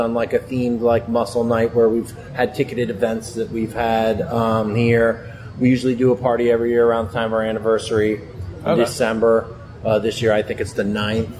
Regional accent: Upper Darby, Pennsylvania, United States; also born or lived in Wayne, Pennsylvania; I grew up in Upper Darby

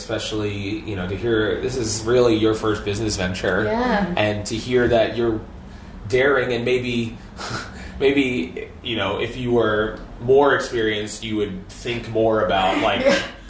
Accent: Philadelphia, Pennsylvania, United States; moved away as an adult; also born or lived in Lansdale, Pennsylvania; now in Royersford, United States; I grew up in Northeast Philadelphia.

